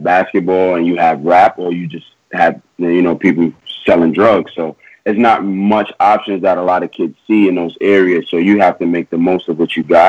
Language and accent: English; New York City, New York, United States; growing up in Queens, I'm from South Jamaica Houses